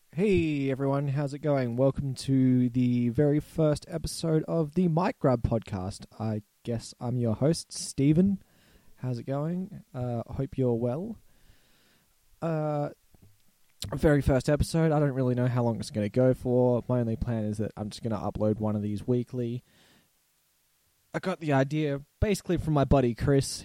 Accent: Australia; accent: Australian; also born or lived in Barossa Valley, South Australia; if it's not clear by my accent, I'm Australian. I live in South Australia in a nice little town called the Barossa Valley

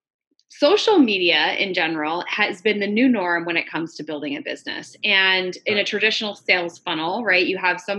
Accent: New York, United States; born or raised there

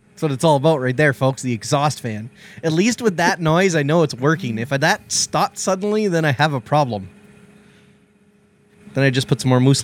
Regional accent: Canada; I'm Canadian

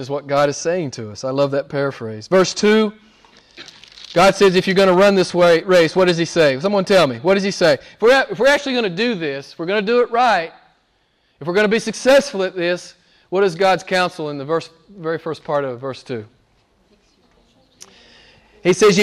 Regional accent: the South, United States; moved away; I'm from the South in the U.S.

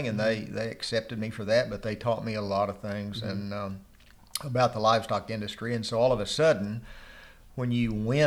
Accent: Glencoe, Oklahoma, United States; also born or lived in Dora, New Mexico; I was born and raised here in Glencoe and graduated from high school here, went to Oklahoma State

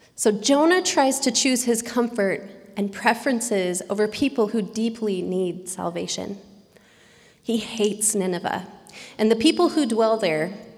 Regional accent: Oregon, United States; moved away as an adult; now in San Diego, United States; I had stayed in my hometown

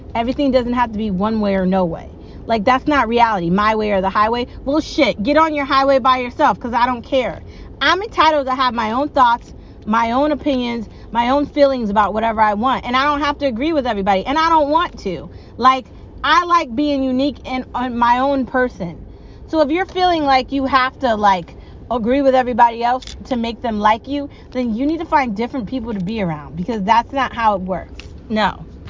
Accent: United States; I'm an American

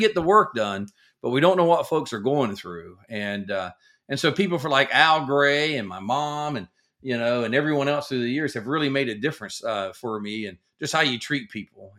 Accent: the South, United States; I grew up in the South

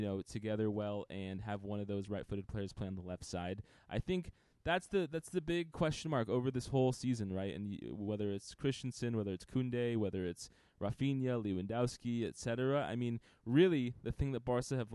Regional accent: United States; we're American

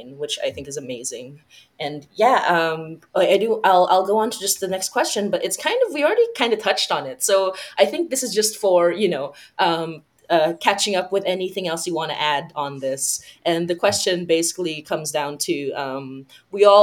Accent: Philippines; I come from the Philippines, which is a Catholic, which is a majority Catholic country.

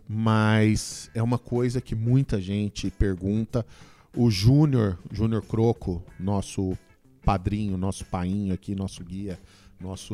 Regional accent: Goiânia, Goiás, Brazil; eu sou de Goiânia

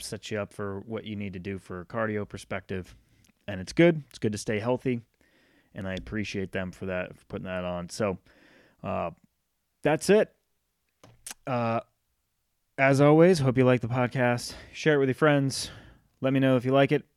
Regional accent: Rhode Island, United States; now in North Carolina, United States; I grew up in Rhode Island, but I've spent more time in my life in North Carolina than I have in Rhode Island

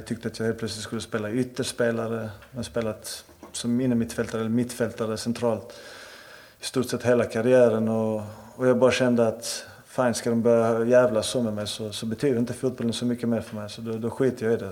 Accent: Malmö, Skåne, Sweden; Som malmöit, jag är född och uppvuxen i Malmö.

